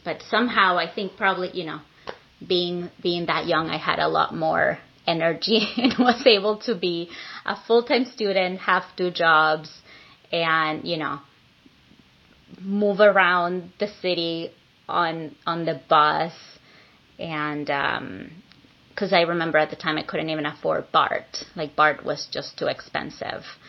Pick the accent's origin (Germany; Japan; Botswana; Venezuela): Venezuela; moved away as an adult; now in San Francisco, United States; I am an immigrant from Venezuela who's been living in San Francisco for the past 19 years.